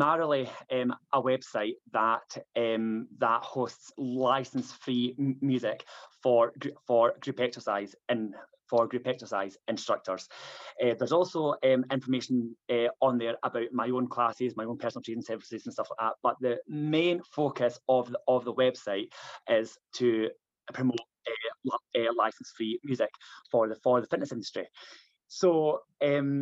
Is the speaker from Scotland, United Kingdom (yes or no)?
yes; Stirling, Scotland, United Kingdom; moved away as an adult; now in Manchester, United Kingdom; I am Scottish. I was born in Stirling, but moved to down to Manchester in 2007 when I was 24, and I've been here since.